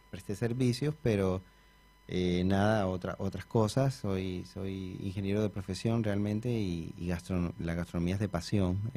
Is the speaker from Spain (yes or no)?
no; Colombia; moved away as an adult; now in Argentina; De Colombia, de Colombia sí.